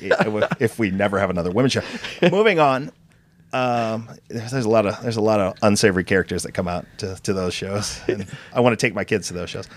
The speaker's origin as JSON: {"language": "English", "town": "Chicago", "region": "Illinois", "country": "United States", "said": "I'm from Chicago"}